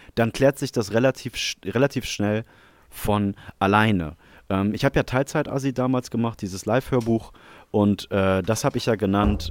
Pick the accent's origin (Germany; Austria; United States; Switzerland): Germany; ich bin ja selber Deutscher